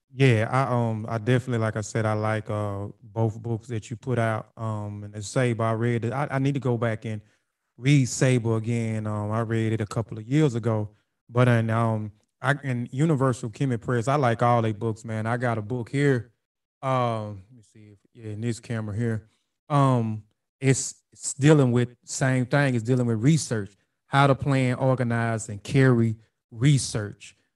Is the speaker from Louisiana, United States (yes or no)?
no; Brookhaven, Mississippi, United States; moved back to Brookhaven a few years ago. That's my hometown.